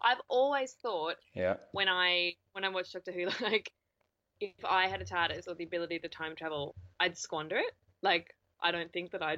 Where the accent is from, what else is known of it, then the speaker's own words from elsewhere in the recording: New Zealand; moved away; I grew up in New Zealand